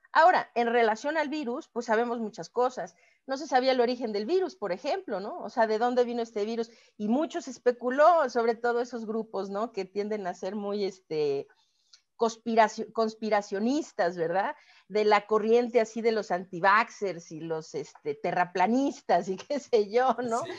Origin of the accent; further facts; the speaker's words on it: Mexico; como mexicana